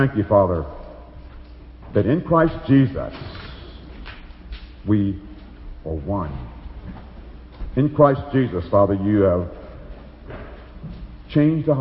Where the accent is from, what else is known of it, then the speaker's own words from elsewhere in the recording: Alabama, United States; moved away as an adult; now in Chicago, United States; I was raised in Alabama. I'm a Southerner for so many years